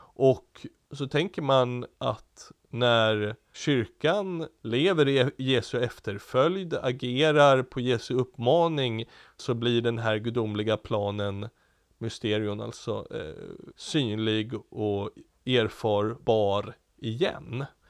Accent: Diocese of Stockholm, Stockholm County, Sweden; hemma i i Stockholms stift och där jag växte upp

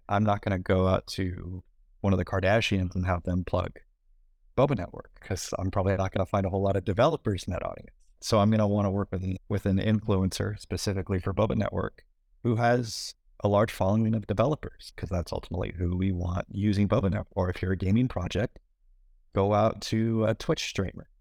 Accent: United States; I'm an American

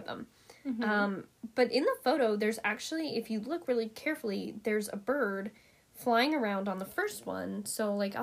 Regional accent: Montana, United States; I grew up here in Montana

